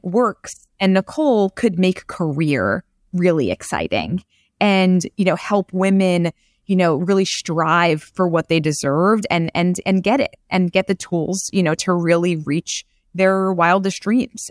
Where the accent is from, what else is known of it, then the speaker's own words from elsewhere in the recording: New York City, New York, United States; I'm from Queens